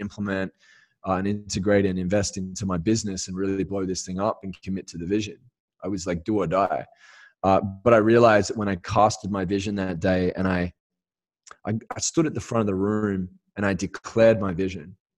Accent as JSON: {"language": "English", "town": "Perth", "region": "Western Australia", "country": "Australia", "tie": "born or raised there", "moved": "as an adult", "said": "going back to Australia and just hitting the reset, getting grounded back in my hometown in Perth"}